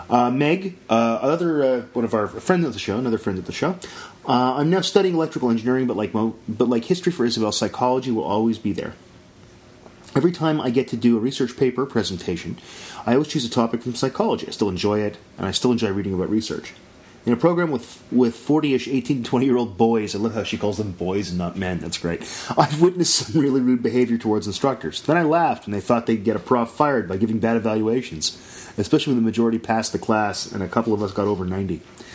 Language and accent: English; London, United Kingdom; I'm from London.